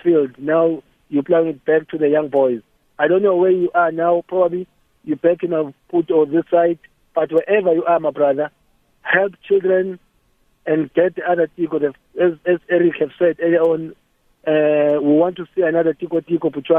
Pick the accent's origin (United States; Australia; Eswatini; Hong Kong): Eswatini; I'm from Swaziland